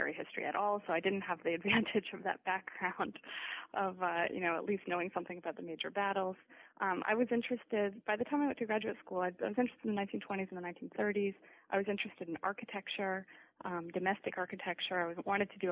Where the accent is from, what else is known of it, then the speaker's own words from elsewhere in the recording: Canada; also born or lived in United States / Italy; Well, I grew up in Canada. I was born in the United States, but moved to Canada at 3 months.